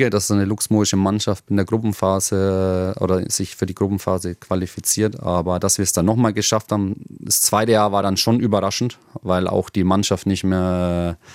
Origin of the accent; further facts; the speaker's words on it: Germany; Ich, gut, ich bin Deutscher, ich bin kein Belger.